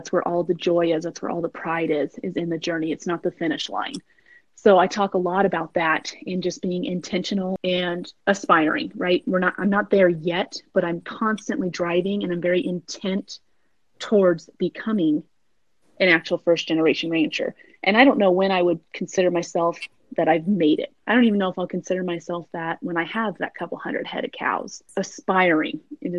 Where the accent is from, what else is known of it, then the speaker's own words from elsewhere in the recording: Norman, Oklahoma, United States; Part of my childhood, I grew up in Norman, Oklahoma.